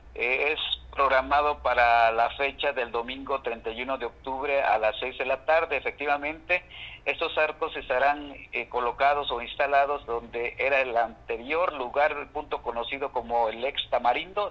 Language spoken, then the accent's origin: Spanish; Mexico; esta fiesta que nos identifica a nosotros como mexicanos